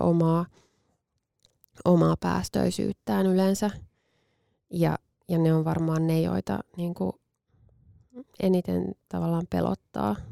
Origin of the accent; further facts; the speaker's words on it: Finland; moved away; Itse olen maaseudulta kotoisin, vaikka, vaikka en tosin hirveän kaukaa, niin kuin fyysisesti kaukaa mm. Helsingistä